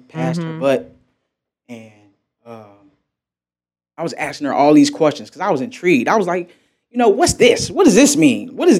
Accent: United States; And I felt as though being American, I was involuntarily segregated from connecting with the rest of the world

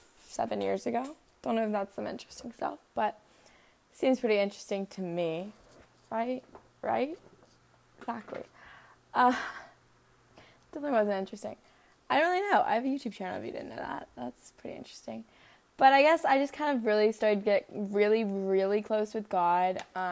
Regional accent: Norcross, Georgia, United States; I was born in Norcross, Georgia.

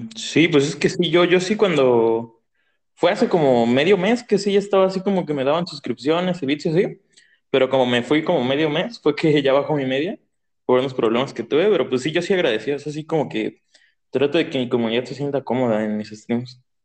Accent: State of Mexico, Mexico; Yo soy del Estado de México. Bueno, entre el Estado de, México y Ciudad de México, porque tengo casa allá y casa aquí

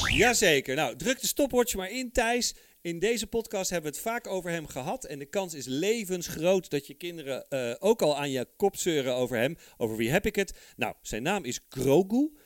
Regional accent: Netherlands; also born or lived in Heemstede; wij als Nederlanders

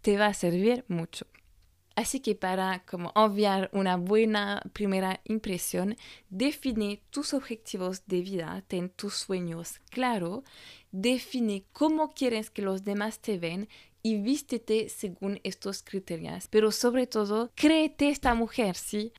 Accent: France; francesa y coach de imagen

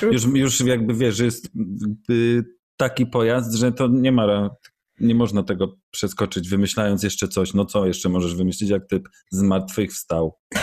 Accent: Poland; Jestem z Polski

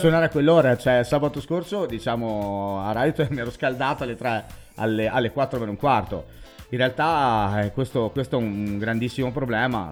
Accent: Bolzano, Trentino-Alto Adige, Italy; also born or lived in Merano area; io come DJ sono nato nel Meranese e non a Bolzano, anche se in realtà sono nato a Bolzano

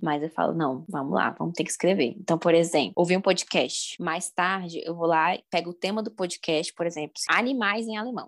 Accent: Brasília, Federal District, Brazil; Eu sou brasiliense, né? Talvez vocês tenham percebido pelo meu sotaque

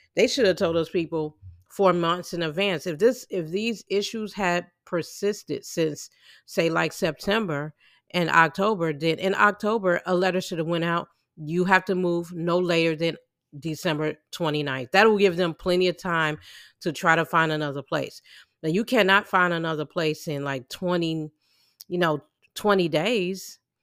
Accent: Illinois, United States; I'm from, I'm from the Illinois area

